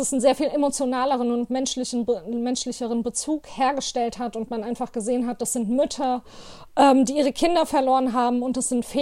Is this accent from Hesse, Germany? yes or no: yes; Hanau, Hesse, Germany; now in Offenbach, Germany; aus Offenbach. Ich bin geboren und aufgewachsen in Hanau